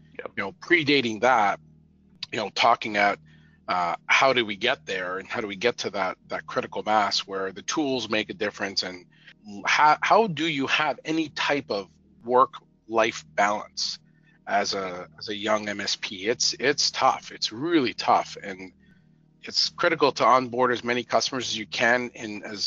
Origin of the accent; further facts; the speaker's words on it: Canada; I'm Canadian